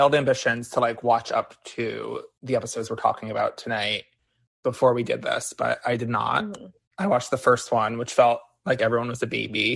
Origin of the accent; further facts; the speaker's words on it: New Jersey, United States; moved away as an adult; now in New York City, United States; I grew up in Jersey and went to school in Jersey